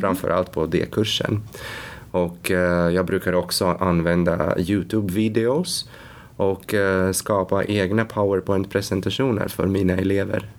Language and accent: Swedish; Latvia; Swedish is a second language; now in Sweden; Ursprungligen kommer jag från Lettland